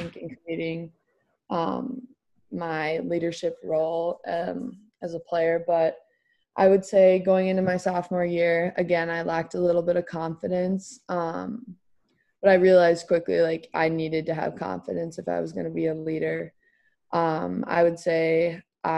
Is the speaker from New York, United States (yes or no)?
no; Minnesota, United States